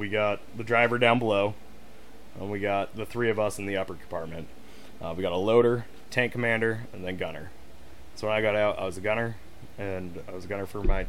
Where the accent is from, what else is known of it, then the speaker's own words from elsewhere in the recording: Florida, United States; born there; also born or lived in Canada / Massachusetts / Montana; No. So, I was born in Florida.